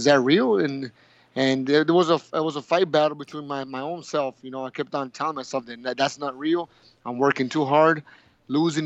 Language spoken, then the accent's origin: English; Nogales, Sonora, Mexico; also born or lived in Tucson, Arizona; now in Hermosillo, Mexico; I was born in Nogales, Sonora, when I was just about one and a half years old. My father and my mother moved to Tucson, Arizona, where I did my elementary school